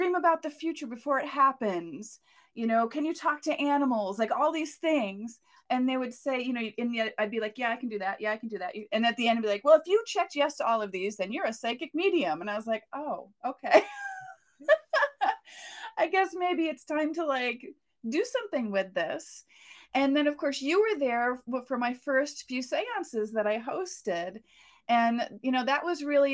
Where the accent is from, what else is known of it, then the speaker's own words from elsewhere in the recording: Massachusetts, United States; I grew up in Massachusetts